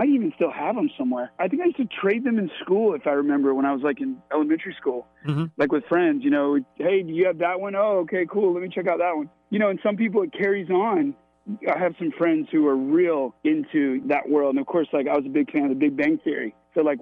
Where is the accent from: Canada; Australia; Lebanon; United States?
United States; Florida; I grew up in Florida